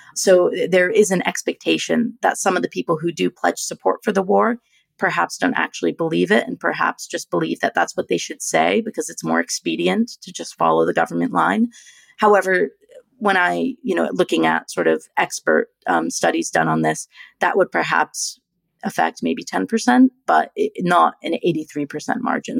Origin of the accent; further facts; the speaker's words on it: United States; I'm an American